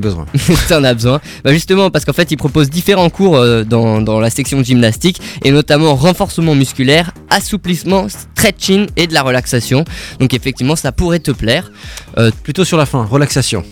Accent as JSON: {"language": "French", "town": "Strasbourg", "region": "Grand Est", "country": "France", "said": "en tant que Strasbourgeois"}